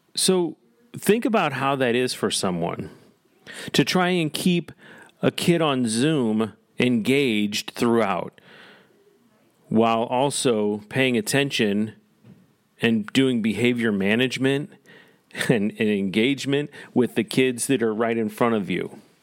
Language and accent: English; Parkway School District, Missouri, United States; also born or lived in Naperville; I grew up in the Parkway School District